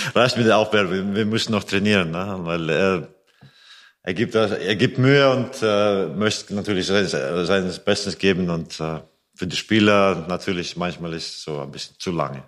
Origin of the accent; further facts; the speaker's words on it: Riga, Latvia; German is a second language; moved away as an adult; also born or lived in Iceland / Germany; now in Melsungen, Germany; Lettland ist mein Geburts äh, mhm. Geburtsland